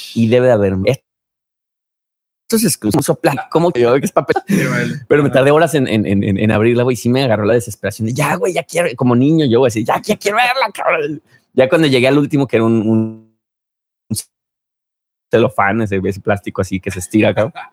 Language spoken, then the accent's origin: Spanish; Mexico; mis compatriotas mexicanos